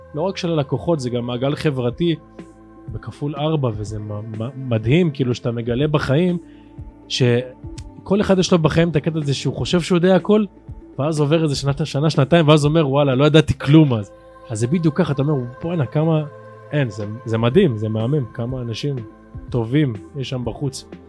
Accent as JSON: {"language": "Hebrew", "town": "Afula", "region": "Northern District", "country": "Israel", "tie": "born or raised there", "said": "אני פה מגיל אפס"}